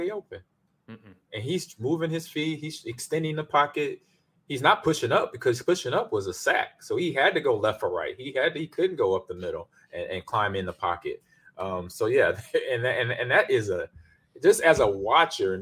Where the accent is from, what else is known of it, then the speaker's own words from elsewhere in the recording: Omaha, Nebraska, United States; also born or lived in Lincoln, Nebraska; being from the state, from my hometown Omaha, then Lincoln, where I went to school down there